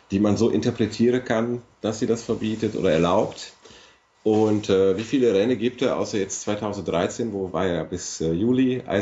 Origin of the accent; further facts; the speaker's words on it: Italy; now in Cologne, Germany; also wenn das erlaubt wäre, würde ich das natürlich als Italiener sofort machen, weil hier in Köln ist ja immer ein paar Grad kälter als bei uns zu Hause.